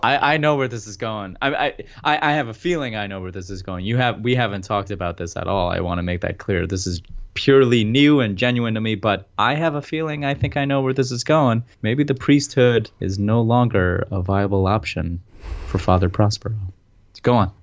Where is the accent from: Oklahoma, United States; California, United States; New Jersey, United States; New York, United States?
New Jersey, United States; We're both from Jersey